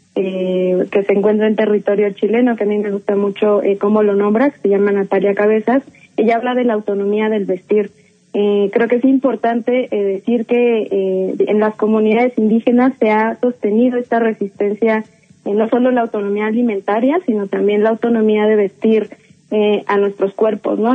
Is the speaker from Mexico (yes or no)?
yes; Mexico; los nuestros, como el mexicano